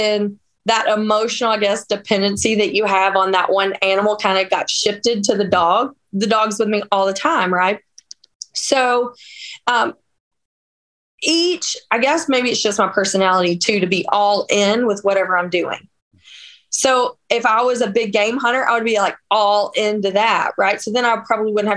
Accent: Northeast Georgia, United States; now in Wisconsin, United States; And I am from Georgia. I'm from Northeast Georgia

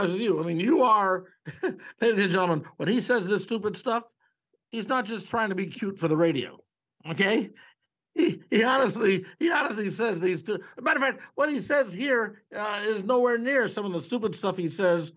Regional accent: Canada; But I'm here because I'm Canadian.

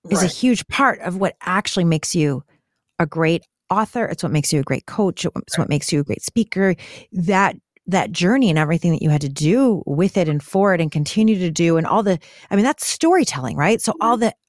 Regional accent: Michigan, United States; I grew up in Michigan

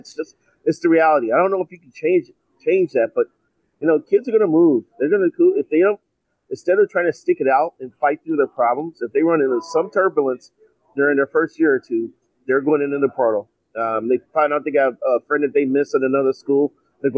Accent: Chicago, Illinois, United States; moved away; I grew up in Chicago

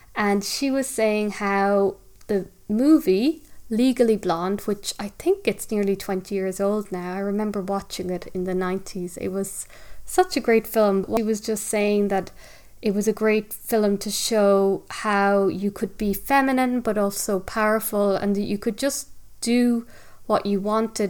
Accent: Ireland; living, growing up in Ireland, living on an island

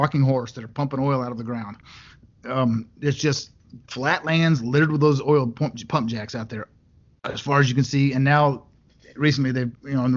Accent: Western Texas, United States; also born or lived in Utah / California / Florida; I was raised in Western Texas, out up on the plains, where it's like flat nothingness

